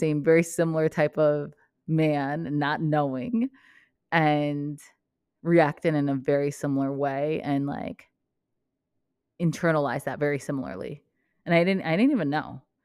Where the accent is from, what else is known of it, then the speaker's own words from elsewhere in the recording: Vermont, United States; moved away as an adult; also born or lived in New Jersey; I grew up in Vermont